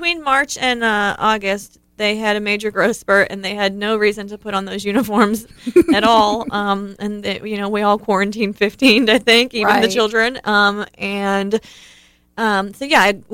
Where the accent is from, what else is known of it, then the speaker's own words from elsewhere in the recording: Ohio, United States; growing up in Ohio, it was snow days.